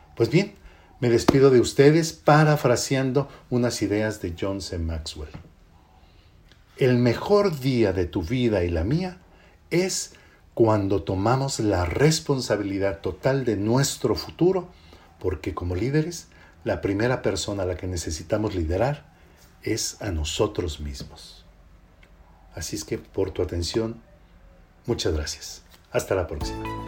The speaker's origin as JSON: {"language": "Spanish", "country": "Mexico", "said": "somos nosotros los mexicanos"}